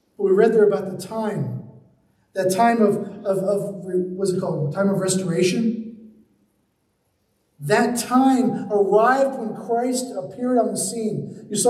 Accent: Charleston, South Carolina, United States; I grew up in Charleston, South Carolina.

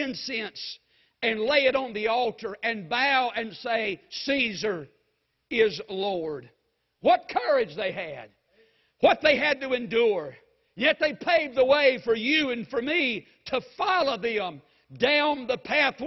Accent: United States

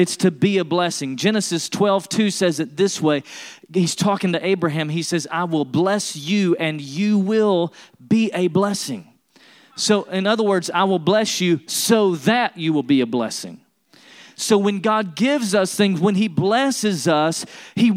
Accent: East Tennessee, United States; I was born in Tennessee and raised in East Tennessee. I was raised in the foothills of the Smoky Mountains.

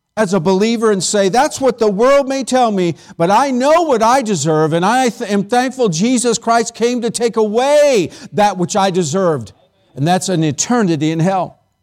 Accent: California, United States; moved away; I grew up in California

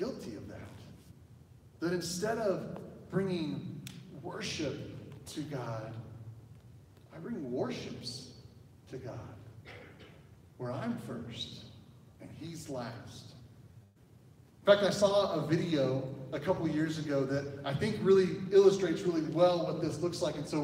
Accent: Oklahoma, United States; I am from Oklahoma

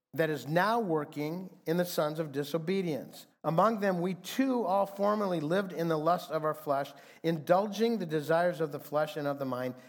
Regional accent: Fremont, Michigan, United States; now in Phoenix, United States; a group of guys that I grew up with in Fremont, Michigan

